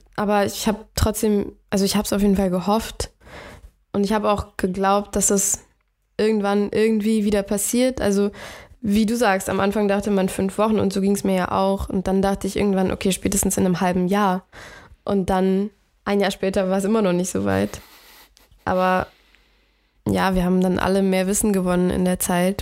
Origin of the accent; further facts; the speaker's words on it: Bavaria, Germany; now in Hamburg, Germany; den Frühling bin ich nach Bayern gegangen, wo ich herkomme